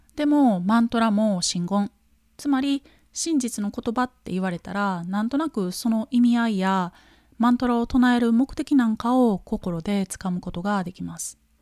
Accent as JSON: {"language": "Japanese", "country": "Japan"}